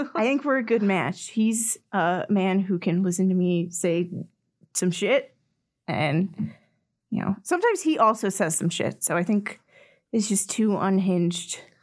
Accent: Orem, Utah, United States; I grew up in Orem, Utah

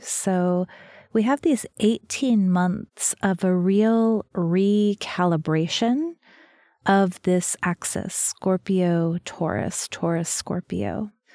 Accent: New Mexico, United States; I'm from New Mexico, where there are lots of snakes

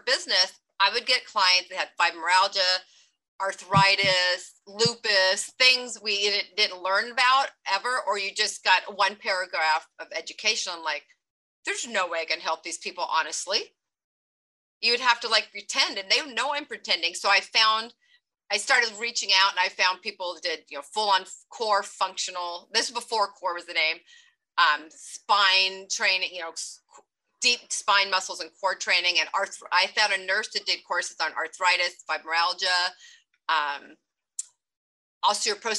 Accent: Long Beach, California, United States; also born or lived in Oregon; I grew up here in Long Beach, but I was in Oregon for 8 years

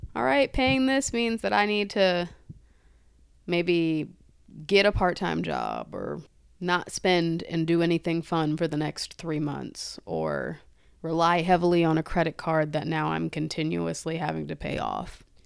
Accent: United States; we are still American

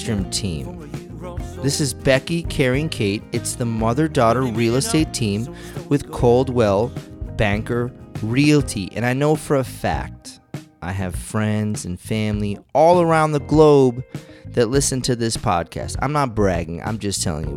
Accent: Massachusetts, United States; moved away as an adult; now in Arizona, United States; I grew up in Massachusetts

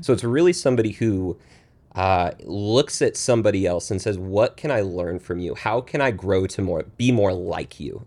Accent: Pacific Northwest, United States; moved away as an adult; also born or lived in Washington State; now in Texas, United States; I grew up in the Pacific Northwest

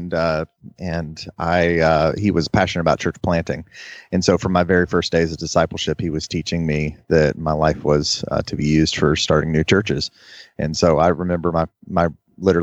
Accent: North Florida, United States; I grew up in North Florida

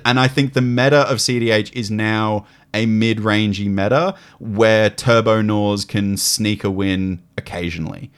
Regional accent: Gold Coast, Queensland, Australia; moved away; when I was a kid, I grew up on the Gold Coast.

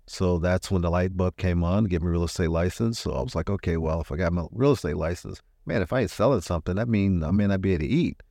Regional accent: Richmond, California, United States; also born or lived in Arkansas; I was in the third grade when I got here, so I'm I'm really from Richmond

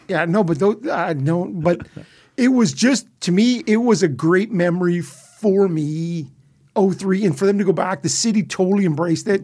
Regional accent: Ottawa, Ontario, Canada; I'm from Ottawa

